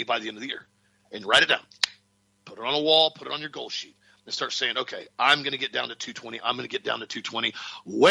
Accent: Auburndale, Florida, United States; I grew up in Central Florida when the population of our town was 5,000 people. And I could go ride my bicycle all the way to downtown Auburndale

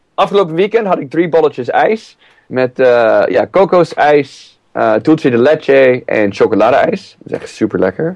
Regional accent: San Diego, California, United States; now in Driebergen, Netherlands; Ik kom eh, oorspronkelijk uit eh, San Diego, Californië

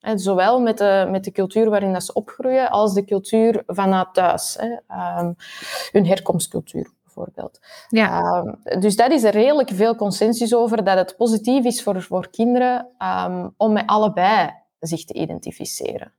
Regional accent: Flanders, Belgium; ik ben half Belg, half Chileens

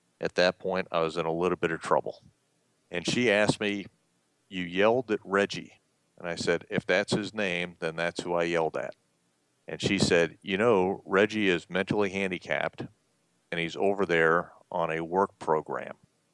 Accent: Columbus, Georgia, United States; moved away; growing up in Columbus, Georgia

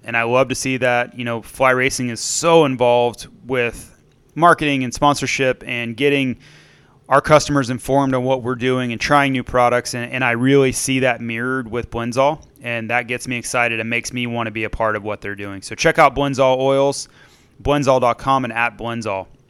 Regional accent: Florida, United States; growing up in Florida

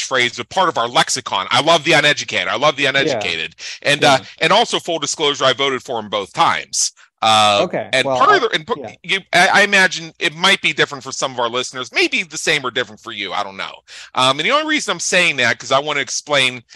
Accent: Pennsylvania, United States; now in Las Vegas, United States; I'm in Las Vegas, Nevada. I'm originally from Pennsylvania

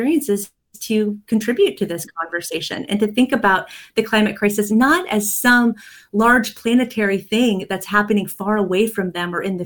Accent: Kansas, United States; now in East Coast, United States; I was visiting my hometown back in Kansas

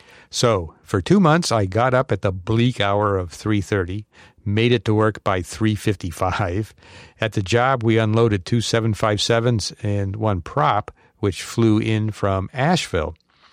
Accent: Tel Aviv, Tel Aviv District, Israel; English is a second language; from Tel Aviv, actually one of its suburbs, but it doesn't matter.

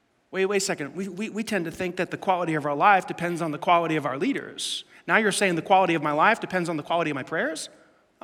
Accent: New York City, New York, United States; I grew up in Staten Island

